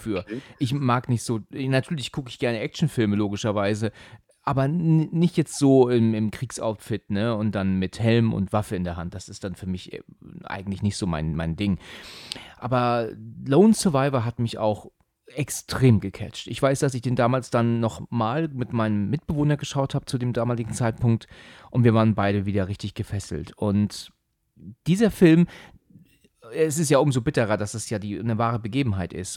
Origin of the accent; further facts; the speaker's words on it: Husum, Schleswig-Holstein, Germany; now in Hesse, Germany; bin ich ja eigentlich Husumer